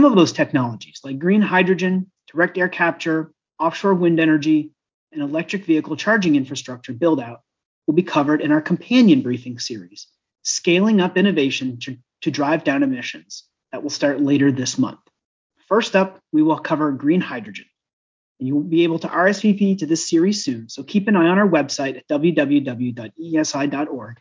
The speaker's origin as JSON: {"language": "English", "region": "Vermont", "country": "United States", "tie": "born or raised there", "said": "I grew up in Vermont"}